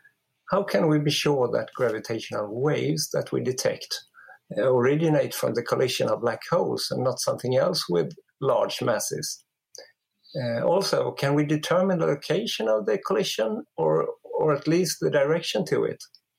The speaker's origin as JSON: {"language": "English", "country": "Sweden", "said": "I'm from Sweden."}